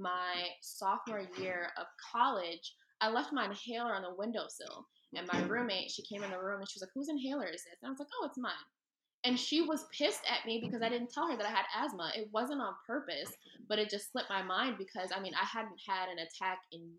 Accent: Philadelphia, Pennsylvania, United States; I'm obviously from Philly

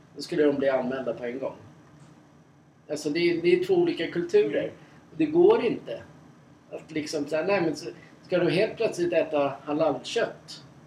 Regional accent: Sweden; som svensk

